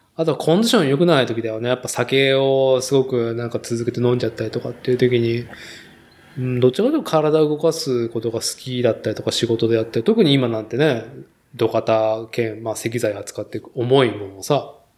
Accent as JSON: {"language": "Japanese", "town": "Nagoya", "region": "Aichi", "country": "Japan", "tie": "born or raised there", "moved": "yes", "said": "名古屋の住宅街で生まれ育ち、名古屋市っていう都心でね、東海地区で都心で、まあ、生きてきた人間"}